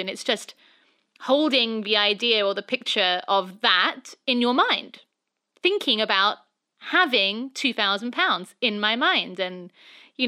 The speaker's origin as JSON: {"language": "English", "region": "England", "country": "United Kingdom", "moved": "as an adult", "lives_now": "Los Angeles, United States", "said": "I'm obviously, being English"}